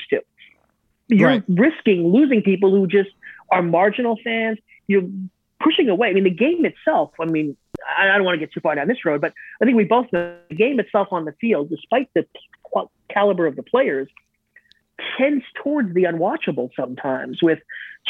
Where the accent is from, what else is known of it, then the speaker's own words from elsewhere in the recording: Northeast, United States; I'm from the Northeast